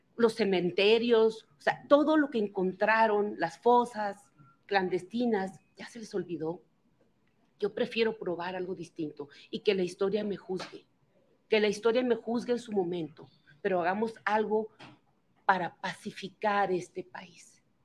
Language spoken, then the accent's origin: Spanish; Baja California, Mexico; la paz regresó en mi estado